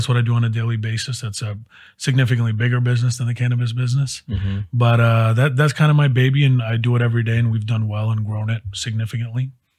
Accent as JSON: {"language": "English", "town": "Miami", "region": "Florida", "country": "United States", "tie": "born or raised there", "also_born_or_lived": "Midwest", "moved": "as an adult", "lives_now": "Dallas, United States", "said": "I've been in Dallas since 2012, moved here after college, and I grew up in Miami, Florida."}